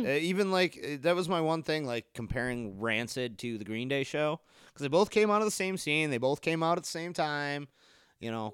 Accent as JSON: {"language": "English", "town": "Harper Woods", "region": "Michigan", "country": "United States", "tie": "born or raised there", "said": "That was Car City for me, 'cause I grew up in Harper Woods."}